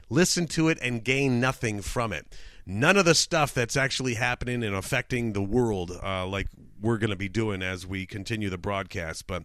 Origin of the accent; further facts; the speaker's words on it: Canada; Uh, obviously, obviously, I'm from Canada.